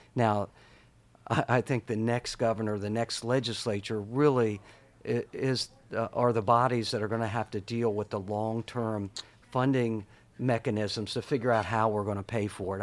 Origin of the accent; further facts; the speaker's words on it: Harford County, Maryland, United States; Republicans I grew up with in Harford County were rural Republicans